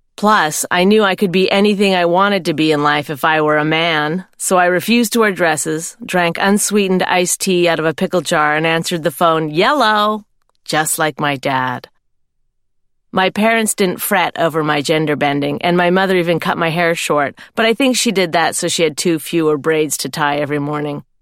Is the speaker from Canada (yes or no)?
yes; Canada; I'm Canadian. I come from a nice farming family.